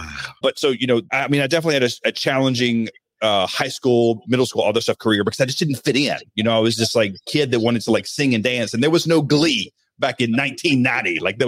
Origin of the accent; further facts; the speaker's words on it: Alabama, United States; But when I grew up in the Deep South, and I mean like small town farm, Alabama, I was born in 1976. So like, I know it might not look that old, but I've been around for like a hot minute. And I grew up very religious, so Southern Baptist.